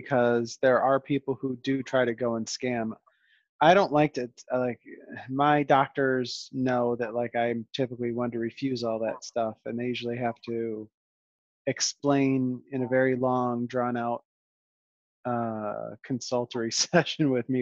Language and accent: English; Western New York, United States; moved away as an adult; also born or lived in Hawaii; So we're from Western New York